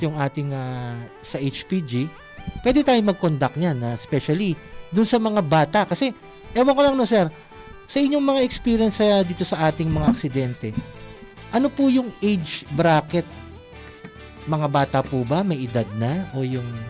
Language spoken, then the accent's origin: Tagalog; San Juan, Philippines; taga San Juan ako